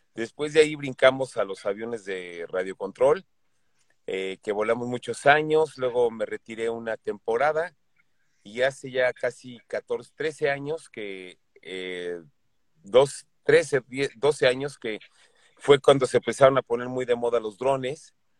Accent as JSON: {"language": "Spanish", "country": "Mexico"}